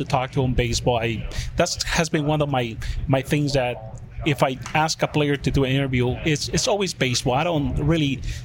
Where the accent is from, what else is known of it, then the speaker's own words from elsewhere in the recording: Guatemala; moved away; I'm from Guatemala